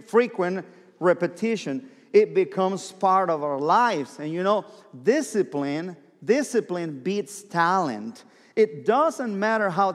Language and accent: English; southern Mexico, Mexico; English is a second language; moved away as an adult; now in Oklahoma, United States; Born and raised in Mexico, the south part of Mexico, last state of the Mexican Republic, and came to Oklahoma.